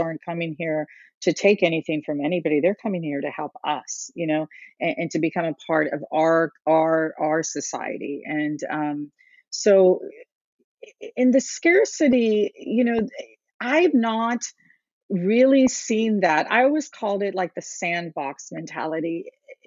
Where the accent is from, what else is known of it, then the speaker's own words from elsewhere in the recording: Cincinnati, Ohio, United States; also born or lived in India / Texas; When I first came to this area, into Cincinnati, we came from Texas and kind of lived here for the majority of life